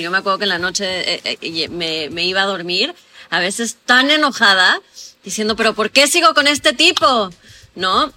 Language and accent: Spanish; Mexico; yo soy de México